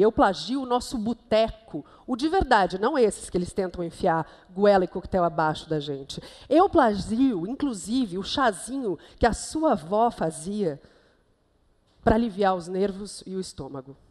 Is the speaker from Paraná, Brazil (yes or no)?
yes; Curitiba, Paraná, Brazil; moved away as an adult; also born or lived in London, United Kingdom; now in São Paulo, Brazil; Nasci, cresci lá, fiquei em Curitiba até os 24 anos.